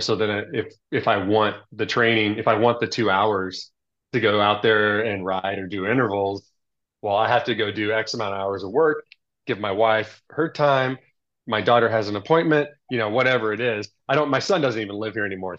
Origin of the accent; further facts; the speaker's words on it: Texas, United States; moved away as an adult; also born or lived in Southern California; I grew up in Texas where you think of like country and cows, but actually I grew up in the suburbs